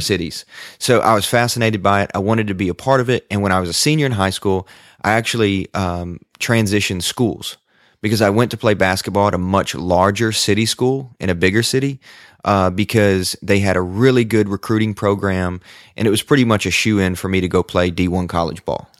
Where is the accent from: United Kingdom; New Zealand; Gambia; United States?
United States; Sacramento, Kentucky; now in Nashville, United States; I am from West Kentucky, a really tiny farming community called Sacramento, Kentucky